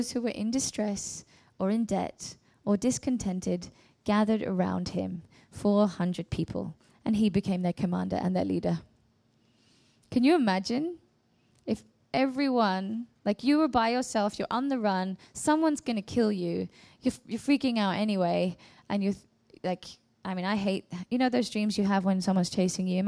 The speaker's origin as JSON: {"language": "English", "region": "England", "country": "United Kingdom", "moved": "as an adult", "lives_now": "Sweden", "said": "I'm pretty much going to have to go back home to England"}